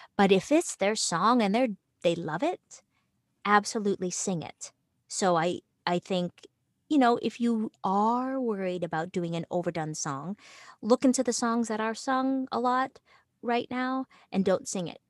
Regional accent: Toronto, Ontario, Canada; moved away; also born or lived in New York; I was originally from Toronto

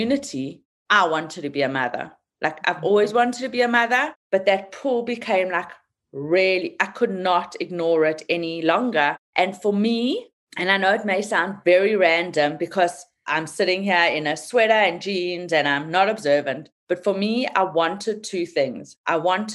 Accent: South Africa; moved away; I'm from South Africa

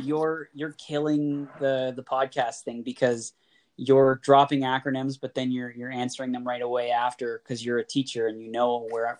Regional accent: Oshawa, Ontario, Canada; being the kid from Oshawa

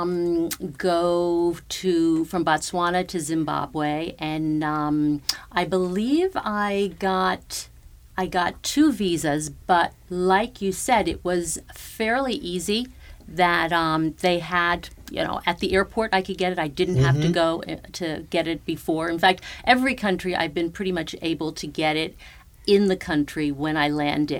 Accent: United States; as an American

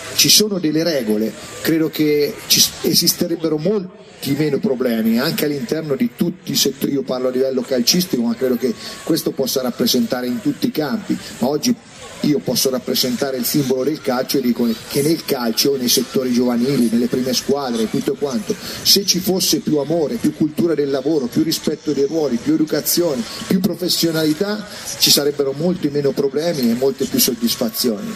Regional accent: Mugnano, Umbria, Italy; moved away as an adult; quando partivo dal mio paese a Perugia, da Mugnano

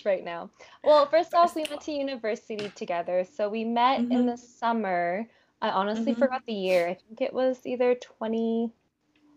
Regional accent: Calgary, Alberta, Canada; also born or lived in Philippines; moved here when I was quite young. So that's about 1 or 2 years old.

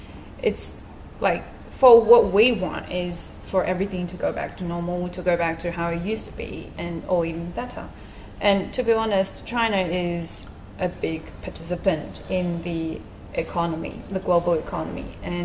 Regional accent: Australia; being a Chinese Australian, being Chinese and being Australian

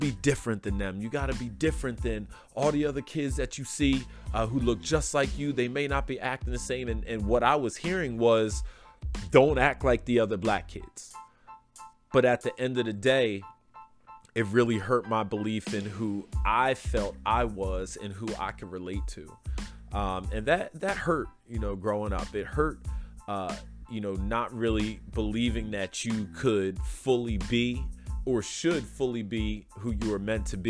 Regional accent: Philadelphia, Pennsylvania, United States; I grew up in Southwest Philadelphia near the airport

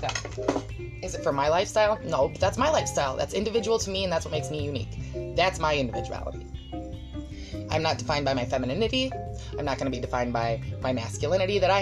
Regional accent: United States

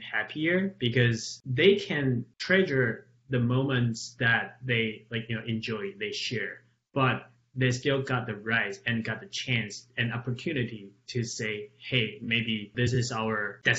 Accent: Taiwan; now in United States; Sometimes I say, oh yeah, I'm from Taiwan.

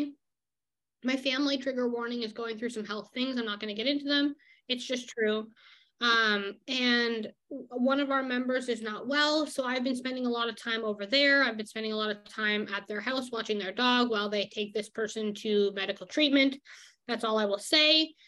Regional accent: Canada; I'm the Canadian German woman here

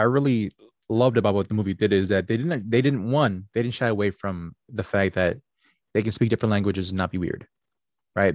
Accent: United States

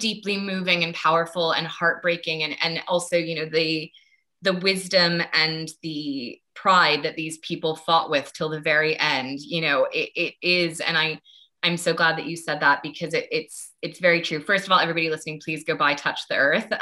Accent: United States; I grew up in the States

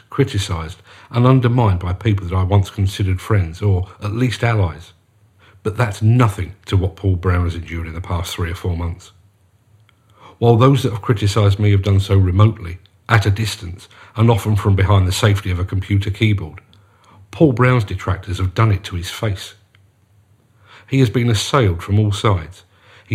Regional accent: London, United Kingdom; As you can probably guess from my accent, I come from South London. When I was growing up

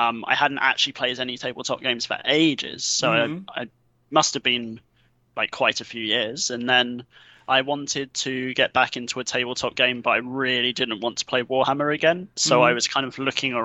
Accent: England, United Kingdom; I'm from England

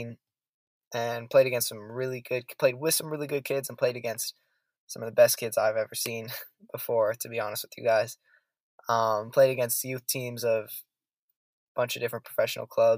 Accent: San Francisco Bay Area, California, United States; also born or lived in Zaragoza, Spain / Ithaca, New York; I am born and raised in California, San Francisco Bay Area. I'm a California kid.

